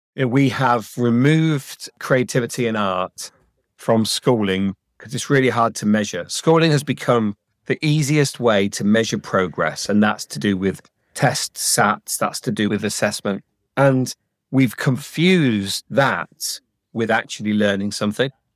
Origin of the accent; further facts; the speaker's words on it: Leicestershire, East Midlands, United Kingdom; I grew up in Leicestershire, and Leicestershire was incredibly advanced in education